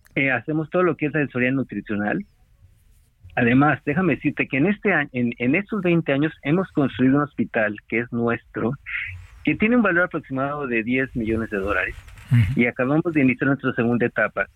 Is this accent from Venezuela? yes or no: no; Mexico; todos los miembros del consejo somos requete mexicanos